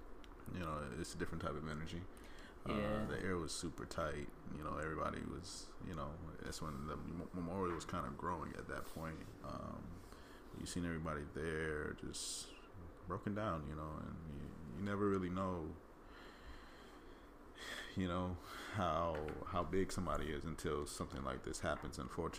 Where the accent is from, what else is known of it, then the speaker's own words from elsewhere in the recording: Florida, United States; now in Los Angeles, United States; I mean, and I come from South Florida, and I've been here going on 2 years in August.